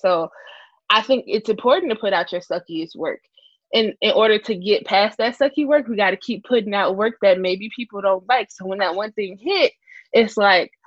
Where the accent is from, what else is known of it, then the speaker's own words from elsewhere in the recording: Chicago, Illinois, United States; being born and raised in Chicago